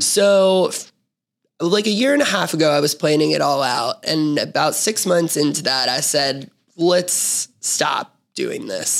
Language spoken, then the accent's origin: English; Memphis, Tennessee, United States; I'm being from Memphis, born and raised. I was raised in East Memphis